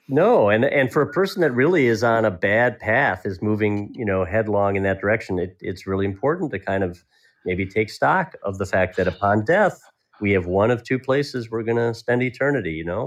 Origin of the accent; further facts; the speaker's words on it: Milwaukee, Wisconsin, United States; it is my hometown